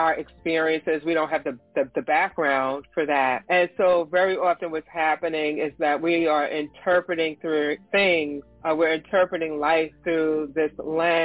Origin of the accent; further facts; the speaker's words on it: New Jersey, United States; I am from New Jersey